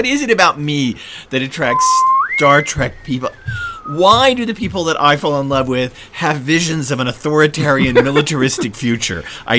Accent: the South, United States; as a Southerner.

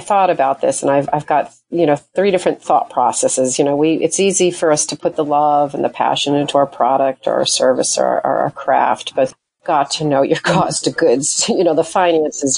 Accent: Portsmouth, New Hampshire, United States; I'm from Portsmouth.

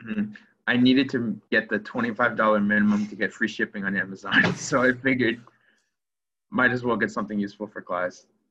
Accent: Clearwater, Florida, United States; moved away as an adult; also born or lived in Evanston, Illinois; I'm from Clearwater, Florida. I grew up in Florida

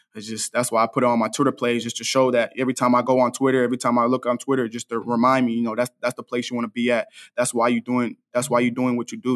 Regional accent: Dallas, Texas, United States; I'm from Dallas, and I grew up, I grew up twenty-five minutes away from the S M U Stadium.

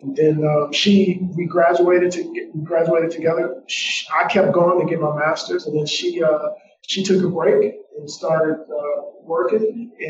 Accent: Detroit, Michigan, United States; also born or lived in Ypsilanti; But really, I'm from Detroit by way of Ypsilanti.

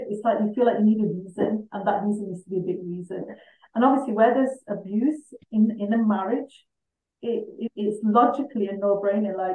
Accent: England, United Kingdom; I'm a British Pakistani.

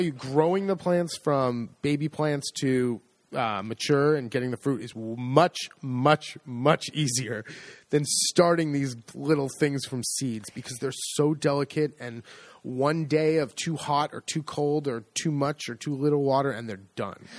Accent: United States; accent: American; now in Le Marche, Italy; my horrible American accent

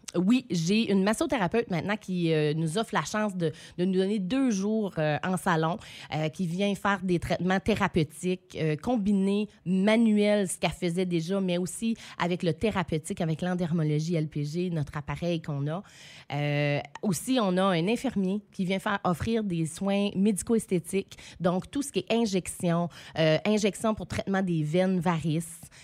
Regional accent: Saint-Quentin, New Brunswick, Canada; revenir dans ma région, dans ma ville natale

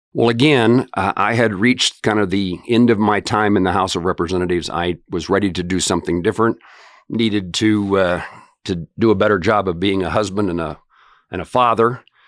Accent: Plainville, Kansas, United States; I grew up in small town western Kansas

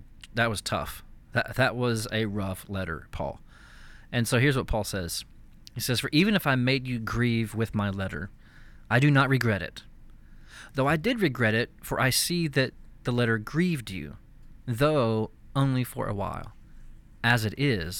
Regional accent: East Texas, United States; I grew up in East Texas

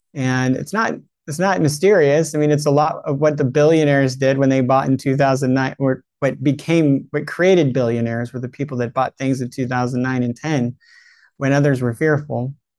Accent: California, United States; I'm in California. I was raised in California

